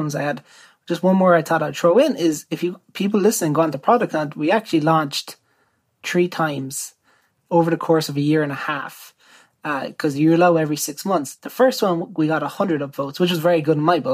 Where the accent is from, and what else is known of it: Ireland